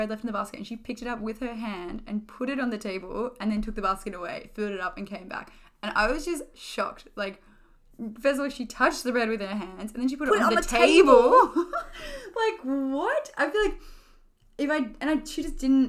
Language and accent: English; Melbourne, Victoria, Australia; moved away as an adult; now in Paris, France; we come from Melbourne